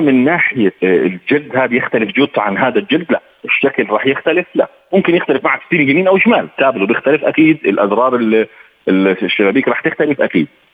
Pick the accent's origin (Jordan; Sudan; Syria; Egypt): Jordan; احنا عندنا في الاردن